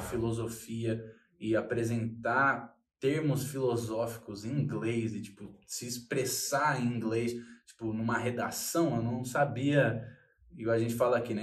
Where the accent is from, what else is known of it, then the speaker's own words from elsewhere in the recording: São Paulo, Brazil; eu sou de São Paulo